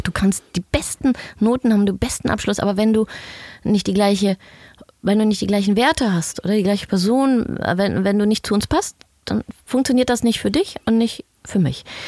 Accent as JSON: {"language": "German", "country": "Germany", "moved": "yes", "lives_now": "Sweden", "said": "wieder über die Grenze durfte und äh, in meine Heimat."}